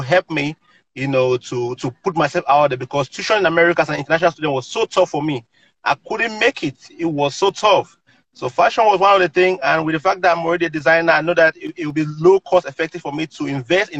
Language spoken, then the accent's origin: English; Cameroon; now in United States; growing up in Cameroon, I helped my parents to run their little business